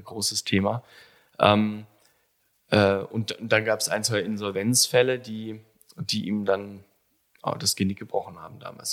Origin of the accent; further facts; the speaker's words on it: Allgäu, Bavaria, Germany; also born or lived in Kaufbeuren; ich bin gebürtiger Allgäuer mhm. aus Kaufbeuren. Ähm, ich bin da, war da tatsächlich nur zu meiner Geburt ein paar Stunden, das ging ratzfatz. Und dann bin ich in Webams groß geworden